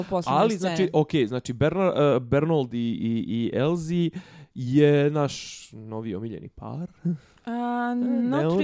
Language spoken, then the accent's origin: Croatian; Bosnia & Herzegovina; kod nas u Bosni